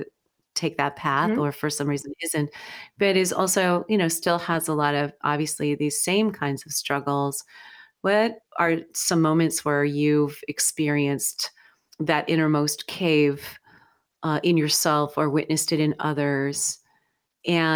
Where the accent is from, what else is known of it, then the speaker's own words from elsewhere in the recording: United States; I would say you and I both identify as white American women